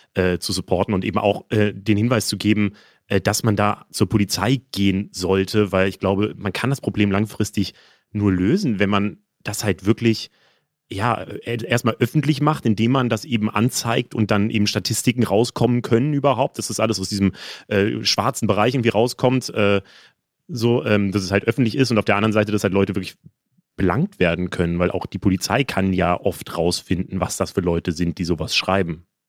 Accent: Frankfurt am Main, Hesse, Germany; moved away; ich bin ja in Frankfurt groß geworden

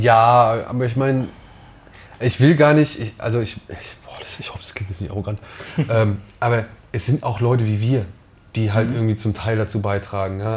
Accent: Wiesbaden, Hesse, Germany; born or raised there; also born or lived in Oberhausen

